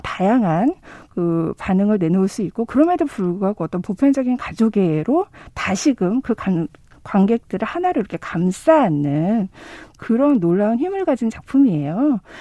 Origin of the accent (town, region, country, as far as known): South Korea